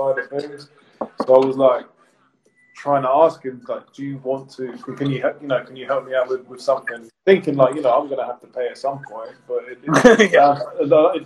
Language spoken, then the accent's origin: English; Bournemouth, South West England, United Kingdom; now in Windsor, United Kingdom; I'm from Bournemouth, but I live in Windsor